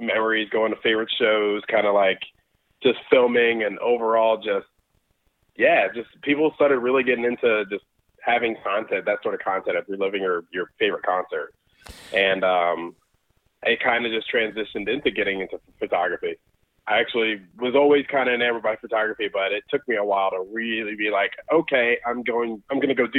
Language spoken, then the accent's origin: English; Georgia, United States; also born or lived in Brooklyn, New York / Connecticut; I lived in New York I was born there, lived there for about 5 or 6 years. We moved to Connecticut, lived there for a couple of years, and then I've been in Georgia since 96